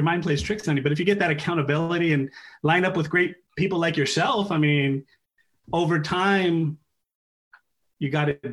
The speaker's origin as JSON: {"language": "English", "town": "Hayward", "region": "California", "country": "United States", "tie": "born or raised there", "lives_now": "San Ramon, United States", "said": "I was born and raised in Hayward."}